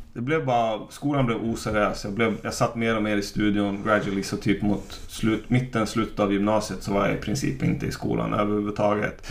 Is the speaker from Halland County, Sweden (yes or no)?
no; Umeå, Västerbotten County, Sweden; Jag är från Umeå.